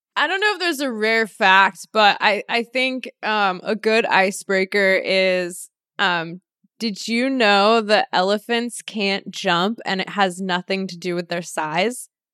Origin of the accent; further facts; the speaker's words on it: Los Angeles, California, United States; Born and raised Los Angeles